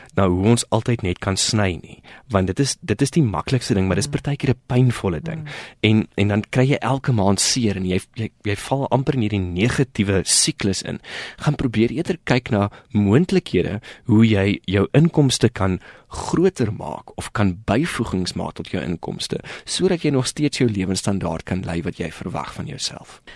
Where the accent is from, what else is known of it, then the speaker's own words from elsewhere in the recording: South Africa; ons as Suid-Afrikaners